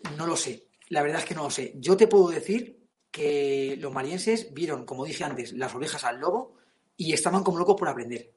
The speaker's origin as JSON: {"language": "Spanish", "country": "Spain", "said": "somos así, españoles"}